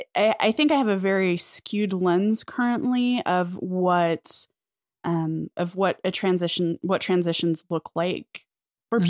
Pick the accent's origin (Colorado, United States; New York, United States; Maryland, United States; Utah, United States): Colorado, United States; southwestern; accent: rural Colorado; moved away as an adult; also born or lived in Taos, New Mexico; now in Phoenix, United States; southwestern Colorado. So I grew up in a oh. tiny town of like 600 people